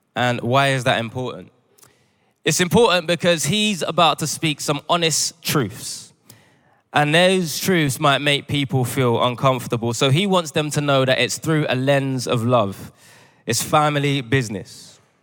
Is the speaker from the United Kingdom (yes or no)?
yes; United Kingdom; also born or lived in Ghana (parents); I was raised in the United Kingdom.